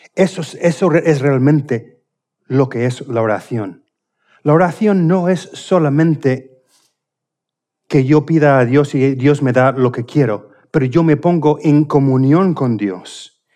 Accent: Indiana, United States; Spanish is a second language; moved away; de mi tierra, justamente del estado de Indiana, de donde, de donde, soy

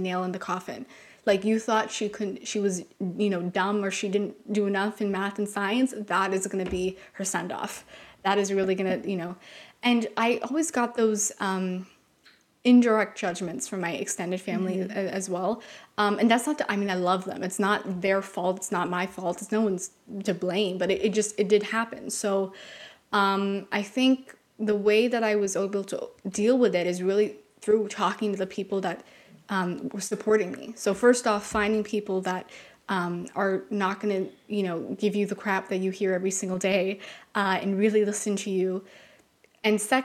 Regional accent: Canada; we're from Canada

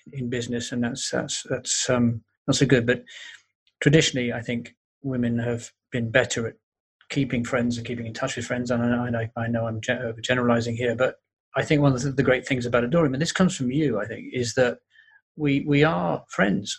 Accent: London, United Kingdom; I grew up in North London

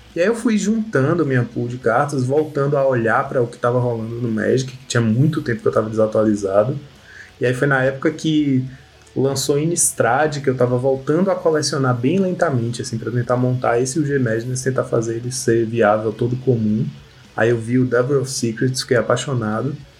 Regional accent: Salvador, Bahia, Brazil; moved away as an adult; also born or lived in São Paulo / Vitória da Conquista; hoje moro na Bahia. Eu sou, sou daqui, né? Sou, nasci em Salvador

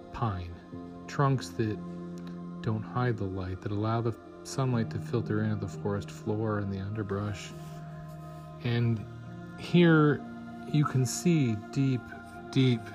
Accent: Wyoming, United States; also born or lived in northern Michigan; now in Michigan, United States; the woods I grew up with in Wyoming

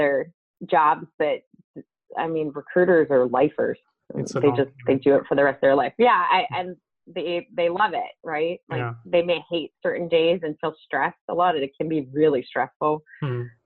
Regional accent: southwestern Pennsylvania, United States; I grew up in a very small town called Deanston Borough. It's southwestern Pennsylvania, almost into West Virginia

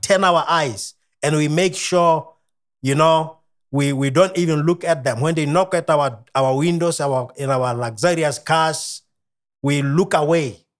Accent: Kalkfontein, Ghanzi District, Botswana; I am from Botswana.

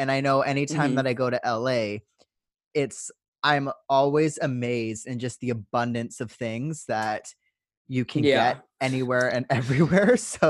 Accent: Vancouver, British Columbia, Canada; now in Adelaide, Australia; I'm from Vancouver, Canada, and we're super. It's like Vancouver is a main city in Canada. It's one of the two bigger cities, so super easy. Right now I'm living in Adelaide, South Australia

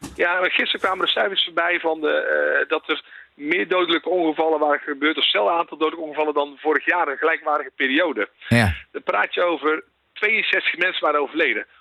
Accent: North Brabant, Netherlands; ik kom zelf uit Brabant

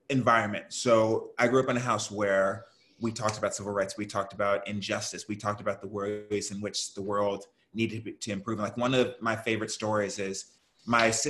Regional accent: Houston, Texas, United States; And I grew up in Houston, Texas, so I'm a Southern yeah. boy.

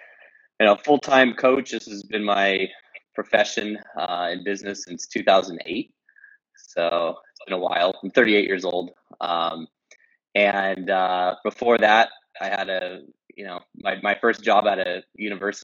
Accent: Los Angeles, California, United States; moved away as an adult; also born or lived in Tulum, Mexico; now in Kyiv, Ukraine; I'm a LA guy originally

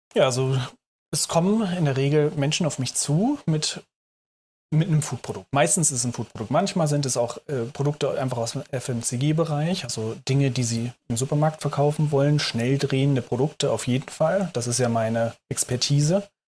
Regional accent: Hamburg, Germany; moved away as an adult; now in Berlin, Germany; Ich komme gebürtig aus Hamburg und äh, wohne jetzt seit 2014 in Berlin

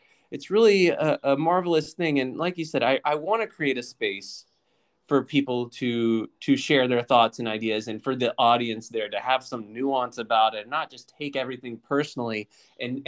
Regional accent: Lynchburg, Virginia, United States; now in Washington, United States; I grew up in Virginia.

